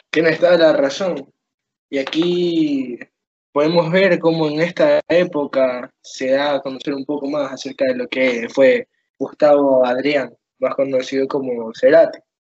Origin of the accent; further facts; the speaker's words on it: Ecuador; yo siendo ecuatoriano